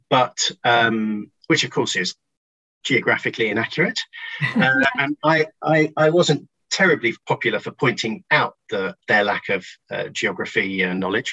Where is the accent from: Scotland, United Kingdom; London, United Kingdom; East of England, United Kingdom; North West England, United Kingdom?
North West England, United Kingdom; Stockport; I grew up in Stockport in my formative years, south of Manchester